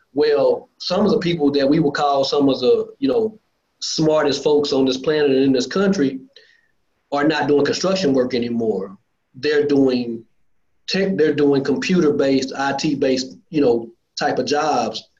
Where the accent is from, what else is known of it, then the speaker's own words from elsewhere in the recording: Lancaster, Texas, United States; also born or lived in Dallas, Texas; I'm from uh, Lancaster, Texas, just you know south of Dallas